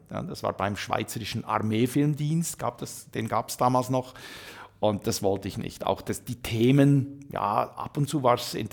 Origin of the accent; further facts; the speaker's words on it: Saxony, Germany; Aber ich bin ja gebürtiger Sachse